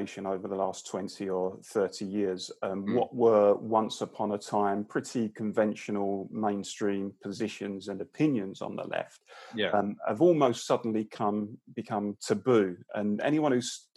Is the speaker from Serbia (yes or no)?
no; London, United Kingdom; I grew up in the East London borough of Barking and Dagenham, a pretty sort of working class blue collar community